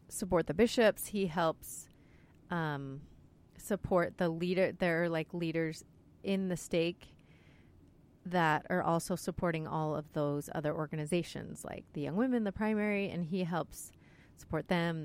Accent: Salt Lake City, Utah, United States; now in Cleveland, United States; I grew up in Salt Lake

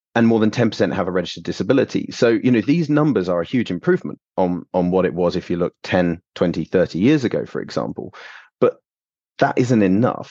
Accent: London, United Kingdom; moved away as an adult; also born or lived in Canada / Warwick; now in East Midlands, United Kingdom; I am originally from London.

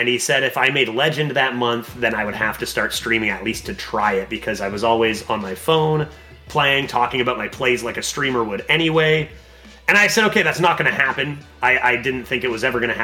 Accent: Canada; I'm Canadian

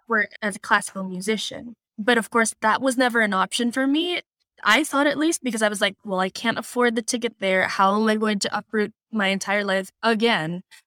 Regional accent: Philippines; moved away as an adult; now in United States; I was born in the Philippines, and I lived there until I was twenty-one

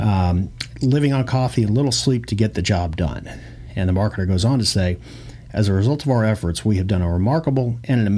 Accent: Louisville, Kentucky, United States; growing up in Louisville

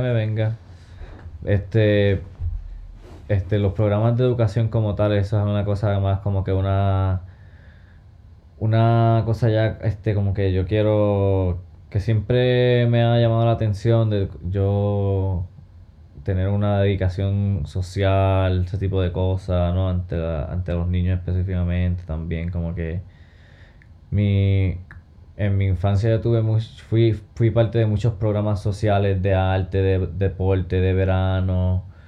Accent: Hormigueros, Puerto Rico; moved away; also born or lived in Santurce, Puerto Rico / Nashville, Tennessee; nací en Santurce, me crié en Hormiguero y en Nashville, Tennessee.

